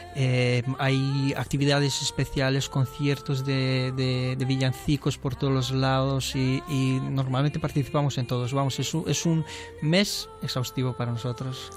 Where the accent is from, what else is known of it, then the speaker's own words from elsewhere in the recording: Transylvania, Romania; Spanish is a second language; now in Spain; nosotros como somos la parte de Ardeal, de Transilvania